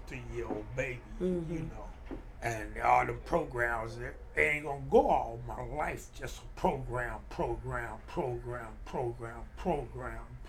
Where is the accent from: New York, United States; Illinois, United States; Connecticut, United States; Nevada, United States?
Illinois, United States; Harvey; I'm from Harvey, Illinois